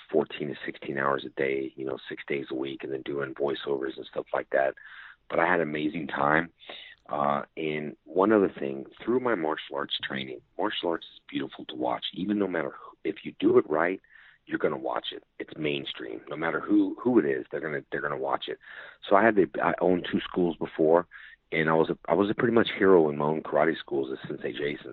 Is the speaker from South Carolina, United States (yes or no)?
no; West Covina, California, United States; I grew up in a town called West Covina in California